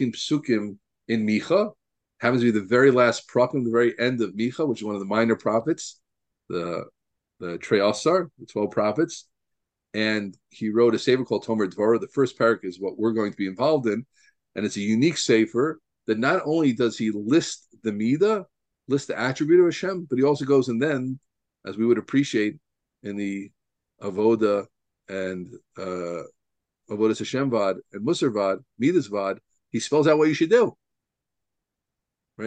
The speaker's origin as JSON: {"language": "English", "town": "Deal", "region": "New Jersey", "country": "United States", "tie": "born or raised there", "said": "I grew up in Deal, New Jersey"}